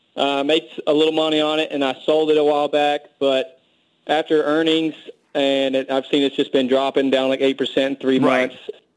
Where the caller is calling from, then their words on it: Kentucky, United States; And I'm in Kentucky.